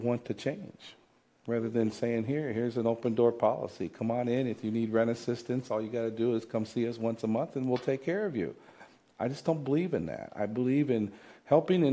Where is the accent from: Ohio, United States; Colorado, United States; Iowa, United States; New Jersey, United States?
Iowa, United States; Davenport; I'm a native of the Quad Cities, and I'm born and raised in Davenport, Iowa